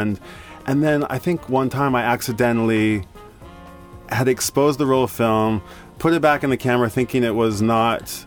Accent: Tulsa, Oklahoma, United States; moved away as an adult; also born or lived in Boulder, Colorado; now in Tokyo, Japan; from Oklahoma. I'm from Tulsa

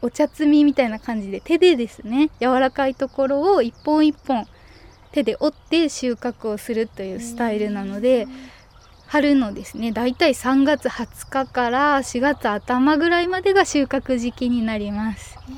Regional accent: Aso, Kumamoto, Japan; それまでは思ってなかったです地元に戻ろうみたいな。そうですねもともと祖父祖母が農家だったんですけれどもその土地をですねやっぱり私の兄弟誰もしないっていうことが判明して

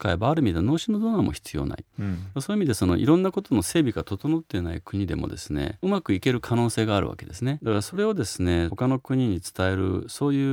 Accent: Tokyo, Japan; moved away as an adult; also born or lived in Osaka / United States; 僕東京生まれの東京育ちなんですね

